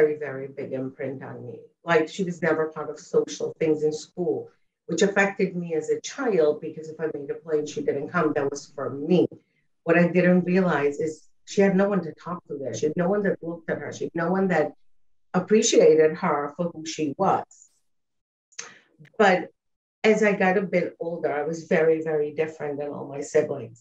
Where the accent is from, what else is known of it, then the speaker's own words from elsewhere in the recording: Uruguay; I was born and raised in South America, in Uruguay